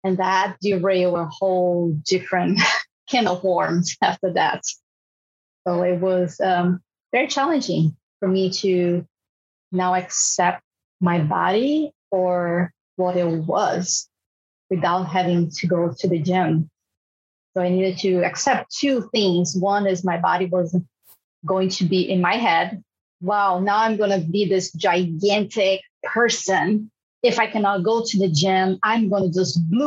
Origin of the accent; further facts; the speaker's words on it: Brazil; moved away; I'm from Brazil